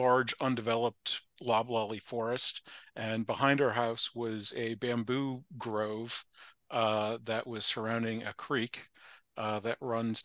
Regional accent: Charlottesville, Virginia, United States; I was born in Charlottesville, Virginia, which is where I live to this day.

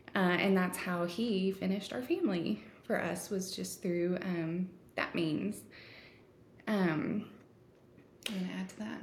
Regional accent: Texas, United States; I am a Texan uh, Texan American

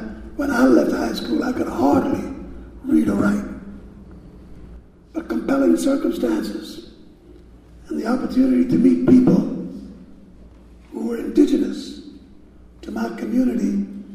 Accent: New York City, New York, United States; I was born in Harlem. I grew up in Harlem

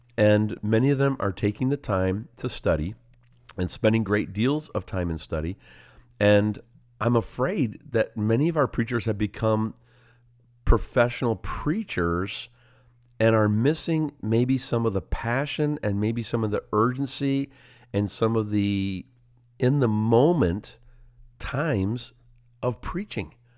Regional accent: Simcoe, Ontario, Canada; Simcoe, my hometown

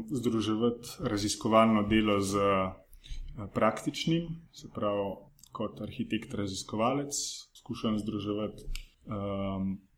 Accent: Kamnik, Central Slovenia, Slovenia; Prihajam iz Kamnika.

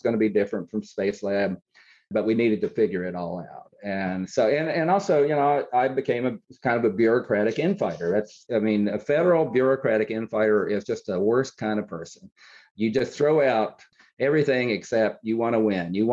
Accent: Coalwood, West Virginia, United States; growing up in Colwood

